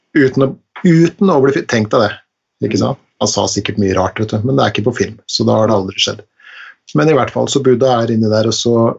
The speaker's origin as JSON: {"language": "Norwegian", "town": "Langesund", "region": "Telemark", "country": "Norway", "tie": "born or raised there", "said": "på fjorden i Langesund der jeg vokste opp"}